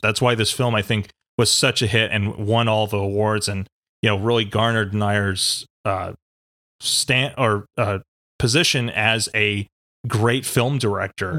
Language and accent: English; East Coast, United States; moved away; I was born out on the West Coast, grew up on the East Coast in New York and Pennsylvania.